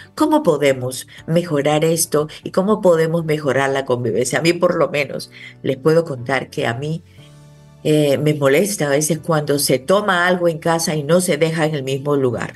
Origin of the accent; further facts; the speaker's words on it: Dominican Republic; somos todos dominicanos